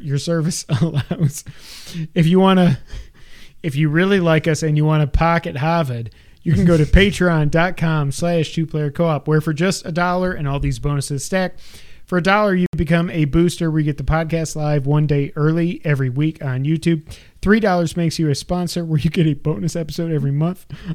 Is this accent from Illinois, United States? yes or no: no; New York, United States; moved away; growing up in New York